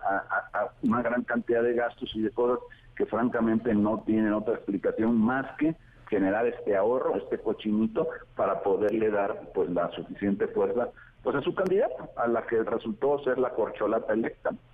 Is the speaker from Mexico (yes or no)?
yes; Veracruz, Mexico; del puerto de Veracruz precisamente, de donde soy originario